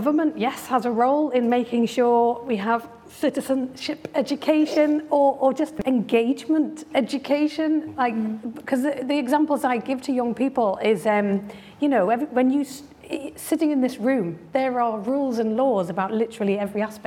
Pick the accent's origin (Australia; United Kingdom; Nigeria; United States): United Kingdom; Newcastle upon Tyne, North East England; I remember growing up in Newcastle